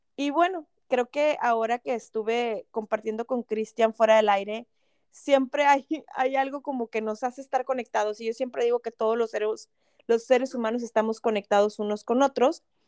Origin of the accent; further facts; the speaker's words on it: Monterrey, Nuevo León, Mexico; los que somos de Monterrey